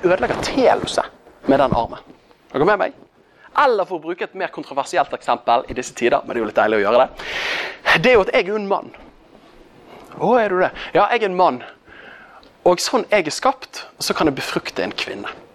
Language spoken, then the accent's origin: Norwegian; Bergen, Vestland, Norway; accent: Bergen dialect; Jeg er jo fra Bergen. Det er jo kanskje den dialekten du minst har lyst til å høre